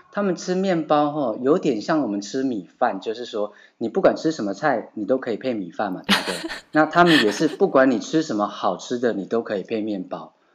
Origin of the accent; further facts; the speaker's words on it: Taiwan; now in Bordeaux, France; 那是我们台湾人，我们，我们，我们，呃，有在做料理的，我们私底下就讲这就是过三关嘛